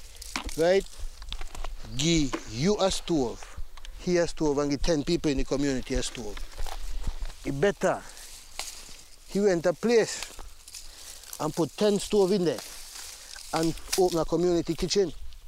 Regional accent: St. Kitts & Nevis

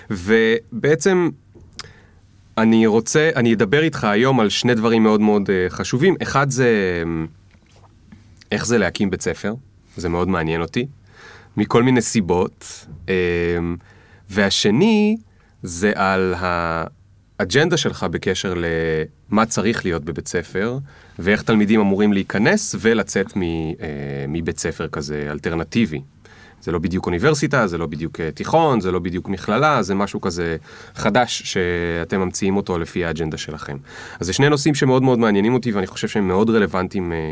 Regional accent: Bat Yam, Tel Aviv District, Israel; גדלתי בבת ים.

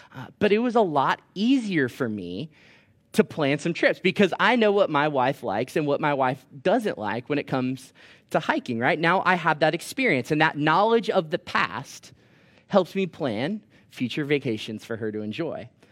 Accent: Orlando, Florida, United States; moved away as an adult; now in Thomasville, United States; I'm from Orlando, Florida

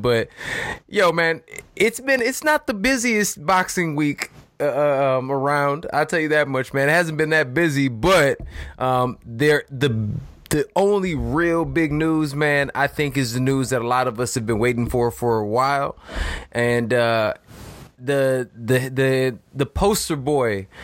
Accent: Chicago, Illinois, United States; We grew up doing that. At least we did here in Chicago

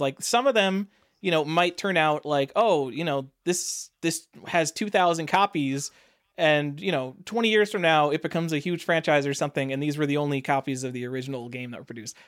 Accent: New York, United States; I'm from New York. We pride ourselves on being very tolerant.

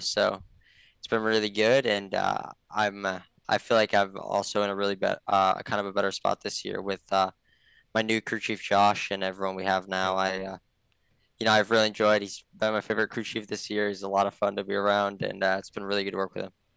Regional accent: Rhinelander, Wisconsin, United States; around Rylander and the local tracks around there when I was growing up

